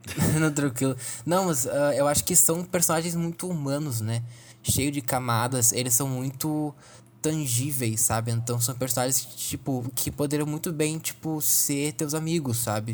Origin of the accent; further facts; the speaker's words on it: Brazil; somos brasileiros